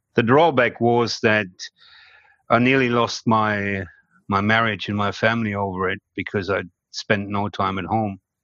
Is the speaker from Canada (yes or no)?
no; Germany; moved away as an adult; now in Australia; it is a German name